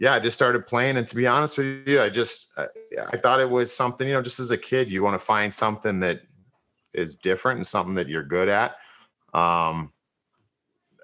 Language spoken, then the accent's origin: English; Brunswick, Ohio, United States; I grew up in Brunswick